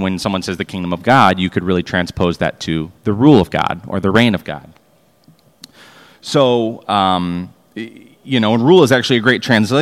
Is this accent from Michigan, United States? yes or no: yes; Royal Oak, Michigan, United States; growing up in that church, it's very service-oriented. So, you know, our church in Royal Oak, Michigan